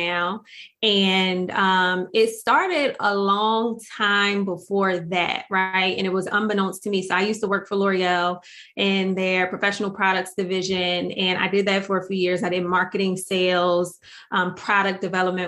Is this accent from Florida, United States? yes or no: no; Atlantic City, New Jersey, United States; I'm from Atlantic City, like born and raised in Atlantic City.